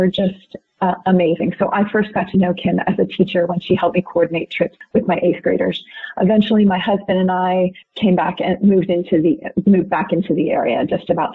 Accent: Montgomery County, Pennsylvania, United States; moved away as an adult; also born or lived in Arizona / San Diego, California; I eventually came back to home here in Montgomery County

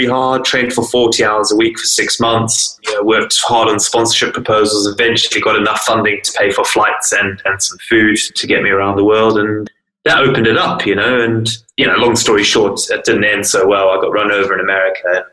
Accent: South Africa; also born or lived in Zimbabwe; now in Lake District, United Kingdom; I was born in Zimbabwe. I grew up in South Africa

